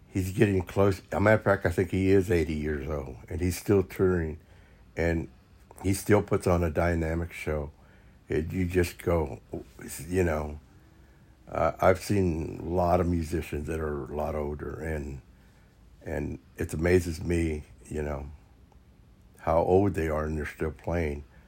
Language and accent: English; Topeka, Kansas, United States; I was from Topeka, Kansas